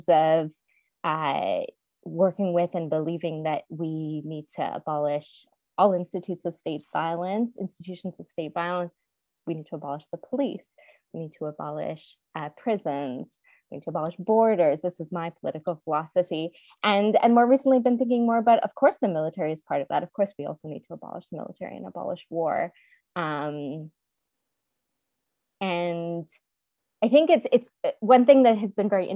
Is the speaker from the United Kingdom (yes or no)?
no; Montreal, Quebec, Canada; I grew up in Montreal, Quebec